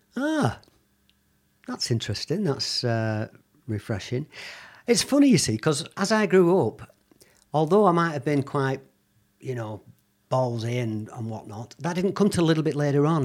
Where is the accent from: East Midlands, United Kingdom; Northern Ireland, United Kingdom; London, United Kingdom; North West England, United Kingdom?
North West England, United Kingdom; Bolton; also born or lived in Lagos, Nigeria; I was born in Bolton, so I'm a Bolton lad. But as a child, I've been moved around quite a lot, and initially, for the first probably five years of my life, in and out of Africa.